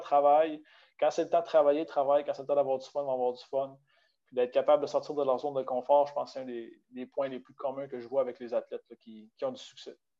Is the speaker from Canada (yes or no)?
yes; Baie-Comeau, Quebec, Canada; moved away as an adult; also born or lived in Saguenay; je suis originaire de Bécomo